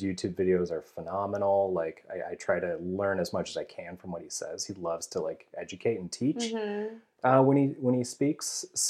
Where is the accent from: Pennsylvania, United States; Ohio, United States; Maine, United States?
Ohio, United States; moved away as an adult; now in Atlanta, United States; we're here in Atlanta, Georgia, but I come from Ohio. And so while I was living in Ohio